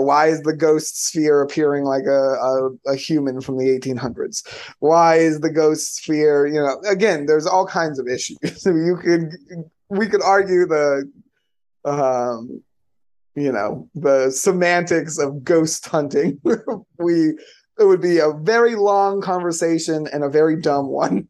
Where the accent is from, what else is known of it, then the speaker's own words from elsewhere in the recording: Florida, United States; I'm from Florida